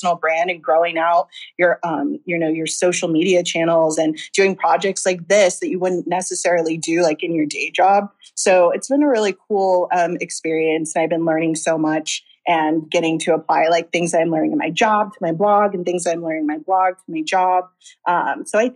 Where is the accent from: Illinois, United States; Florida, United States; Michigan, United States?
Florida, United States; Tampa; moved away as an adult; now in Los Angeles, United States; I'm from Florida, Tampa, Florida, born and raised